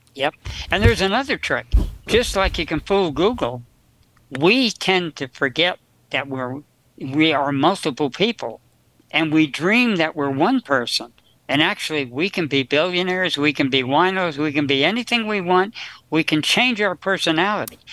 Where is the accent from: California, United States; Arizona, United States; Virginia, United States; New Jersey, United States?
New Jersey, United States; I was raised in New Jersey on potatoes.